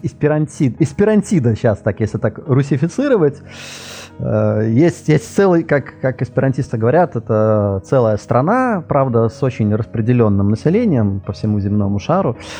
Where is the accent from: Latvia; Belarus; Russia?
Latvia; first language Russian; я из Латвии